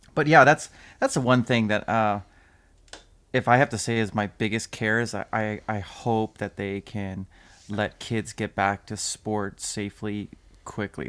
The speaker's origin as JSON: {"language": "English", "town": "Hay Lakes", "region": "Alberta", "country": "Canada", "tie": "born or raised there", "said": "we, uh, we grew up in just outside of Hay Lakes"}